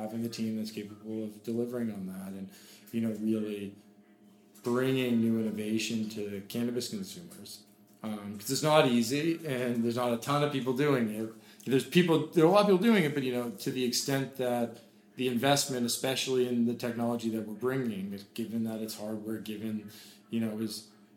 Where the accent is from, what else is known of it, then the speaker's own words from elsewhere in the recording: Boston, Massachusetts, United States; now in California, United States; I grew up in Boston